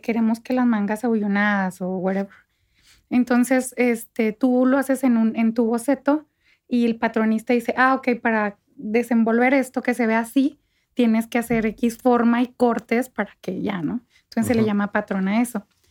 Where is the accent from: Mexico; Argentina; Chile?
Mexico; Santa Bárbara, Chihuahua; moved away as an adult; also born or lived in Parral / Mexico City; yo nací en Parral, crecí en Santa Bárbara